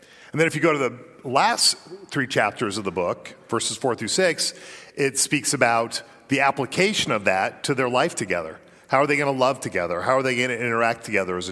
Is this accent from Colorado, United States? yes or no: yes; Colorado, United States; moved away; I did spend 2/3 of my life growing up in Colorado